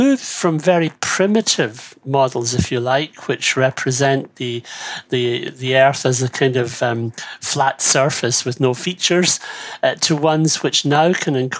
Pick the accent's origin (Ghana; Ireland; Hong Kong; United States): Ireland